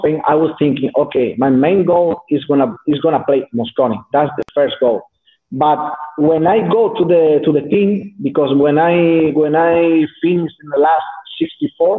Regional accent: southern Spain, Spain; English is a second language; moved away as an adult; now in North Spain, Spain; I'm from South Spain. So I moved to North Spain because I have a new sponsor, new manager

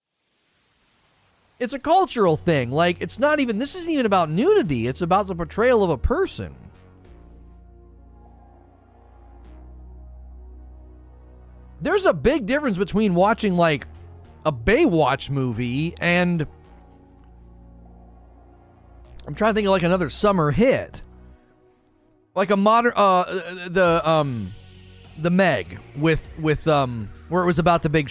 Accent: the North, United States; I'm from the North

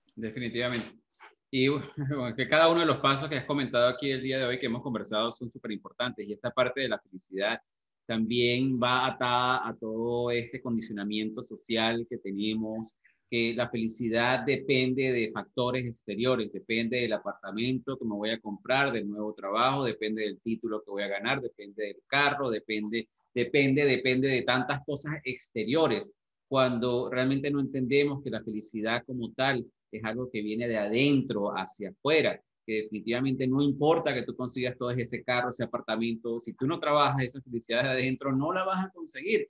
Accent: Venezuela; moved away; nosotros salimos de Venezuela también, en el 99, hace muchísimos años

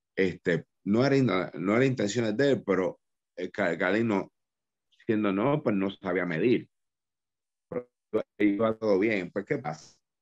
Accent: Dorado, Puerto Rico; Rey, González y yo somos de Dorado

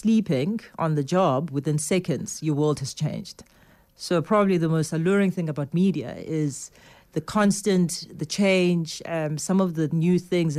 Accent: South Africa; as a South African

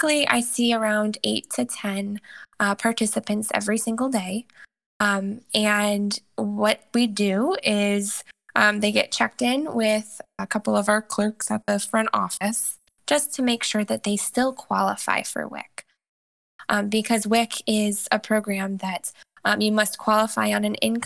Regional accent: Indianapolis, Indiana, United States; moved away as an adult; now in Ohio, United States; I'm originally from Indianapolis, Indiana, but I've actually been in Ohio for the past 7 years.

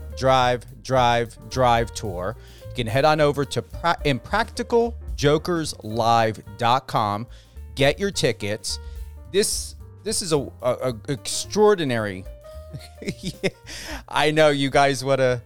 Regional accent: New Jersey, United States; also born or lived in Denver; Camden, New Jersey, my home state

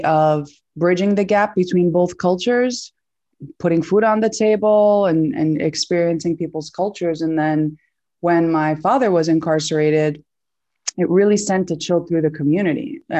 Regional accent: Brooklyn, New York, United States; I am the daughter of Palestinian immigrants. We're all born and raised in Sunset Park, Brooklyn.

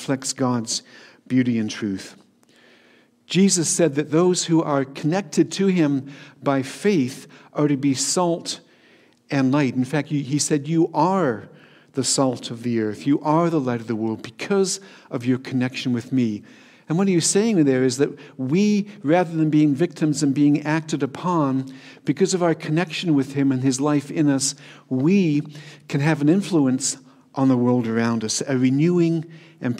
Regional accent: Hamilton, Ontario, Canada; also born or lived in Toronto; now in Dundas, Canada; I grew up in the Hamilton area and spent most of my working life in Hamilton

